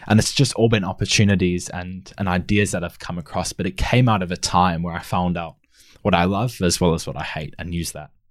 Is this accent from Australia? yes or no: yes; Australia; also born or lived in South Africa; I'm originally from South Africa and moved to Australia with my family at the age of six or seven